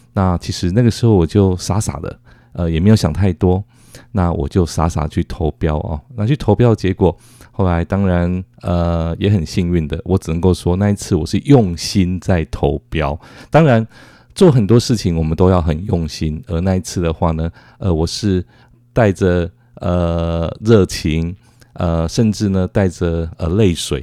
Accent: Taiwan; 跟他们介绍说我们，呃，来自于台湾

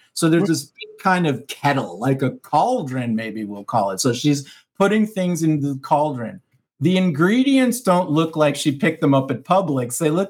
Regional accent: Miami, Florida, United States; I'm a Cuban from Miami

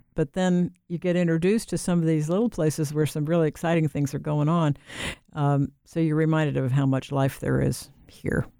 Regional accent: Ohio, United States; moved away as an adult; also born or lived in North Carolina / Washington, D.C.; now in Raleigh, United States; I grew up in Ohio.

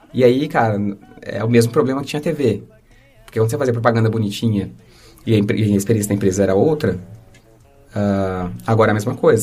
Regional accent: Osasco, São Paulo, Brazil; accent: R de porta; eu nasci aqui em Osasco e, e, criado por uma família que veio de São José do Rio Preto, uh, da família da minha mãe, da né? família do meu pai de Fortaleza. É, então eu sempre eu tenho esse R de porta

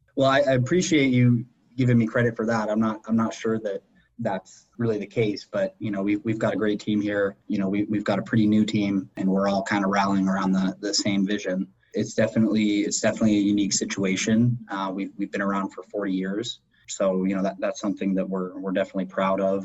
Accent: Erie, Pennsylvania, United States; I was born and raised in, in Erie

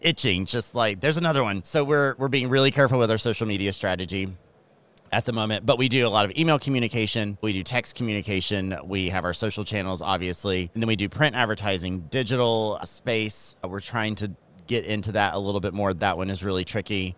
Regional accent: Georgia, United States; accent: Southern; moved away as an adult; also born or lived in Miami; I am from Georgia. So if my Southern accent comes out

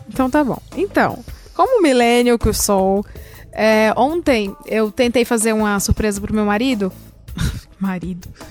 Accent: Ceará, Brazil; moved away; lá de onde eu vim, que é o Ceará

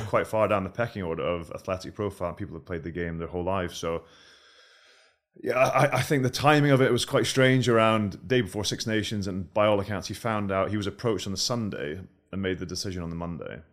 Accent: Scotland, United Kingdom; we're from Scotland

